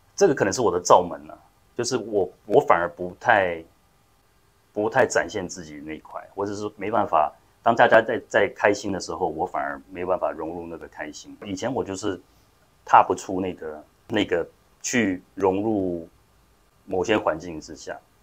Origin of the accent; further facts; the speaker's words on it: Taiwan; moved away as an adult; also born or lived in United States; 去国际学校念书啊，其实也跟台湾社会一般的经历不一样